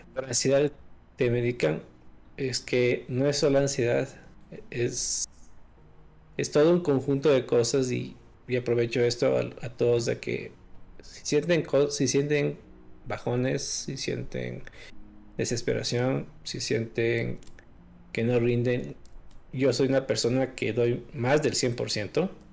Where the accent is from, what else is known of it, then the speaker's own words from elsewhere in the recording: Quito, Pichincha, Ecuador; soy de Ecuador, de la capital Quito